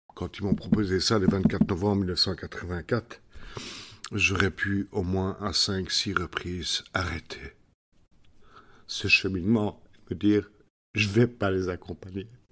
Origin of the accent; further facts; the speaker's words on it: Belgium; Chez nous, en Belgique